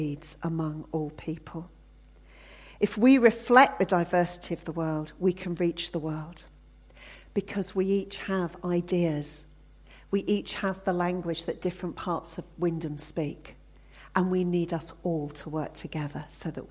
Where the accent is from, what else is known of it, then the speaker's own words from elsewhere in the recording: Hampshire, South East England, United Kingdom; I grew up in Hampshire.